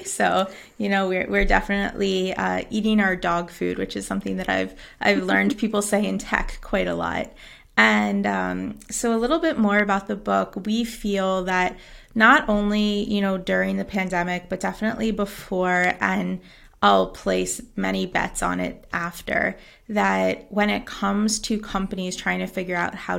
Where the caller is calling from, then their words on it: Jávea, Valencian Community, Spain; Hello, I am calling in from Javier, Spain, which is about an hour and a half south of Valencia.